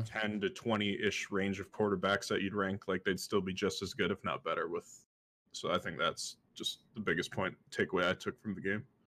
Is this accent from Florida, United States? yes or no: no; Wisconsin, United States; I'm from Wisconsin